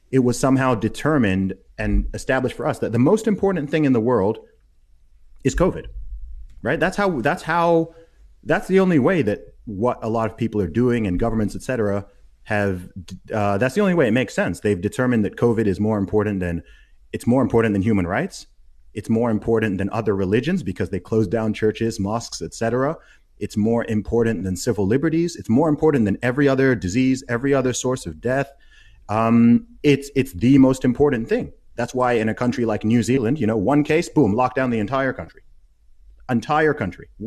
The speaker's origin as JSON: {"language": "English", "country": "Saudi Arabia", "tie": "born or raised there", "said": "So I'm a British Nigerian who grew up in Saudi Arabia and went to an American school."}